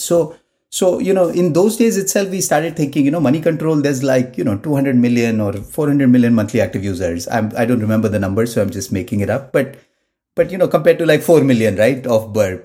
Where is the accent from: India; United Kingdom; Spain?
India; Mumbai, Maharashtra; moved away as an adult; Born and brought up in Mumbai. Uh, I did my, you know, sort of first twenty-five years of my life in Mumbai